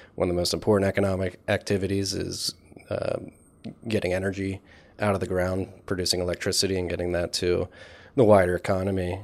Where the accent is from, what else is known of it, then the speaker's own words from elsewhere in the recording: Philadelphia, Pennsylvania, United States; grew up in Philadelphia